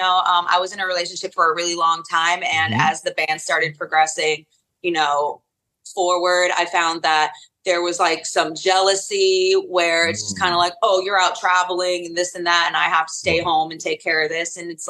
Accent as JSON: {"language": "English", "region": "North Carolina", "country": "United States", "tie": "born or raised there", "said": "And I spent a really long time being a part of the local scene"}